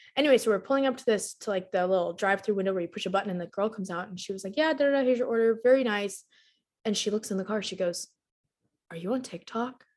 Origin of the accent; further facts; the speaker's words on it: Texas, United States; I was born and raised in Texas, still live in Texas